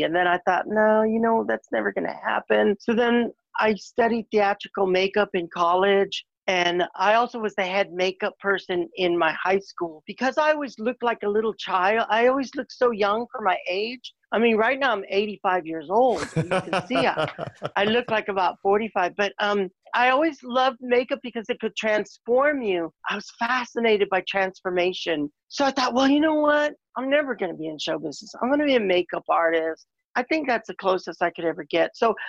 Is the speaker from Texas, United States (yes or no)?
yes; San Antonio, Texas, United States; also born or lived in Laredo, Texas; I was born in Laredo, raised in San Antonio. I'm from Texas, Southwest.